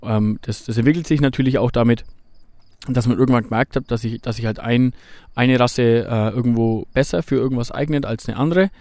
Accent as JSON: {"language": "German", "region": "Bavaria", "country": "Germany", "said": "hier bei uns in Bayern"}